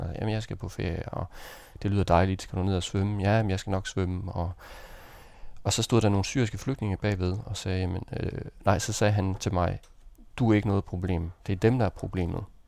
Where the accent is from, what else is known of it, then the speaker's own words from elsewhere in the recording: Denmark; jeg var dansker